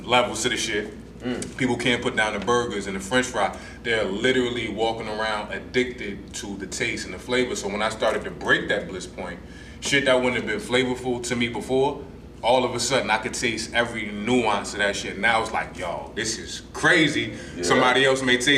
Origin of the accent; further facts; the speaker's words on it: New Jersey, United States; I'm from Jersey